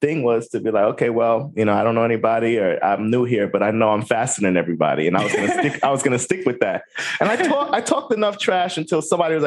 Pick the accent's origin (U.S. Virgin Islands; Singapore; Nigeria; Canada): U.S. Virgin Islands; moved away; also born or lived in New Jersey; I lived in the U.S. Virgin Islands. I grew up on St. Croix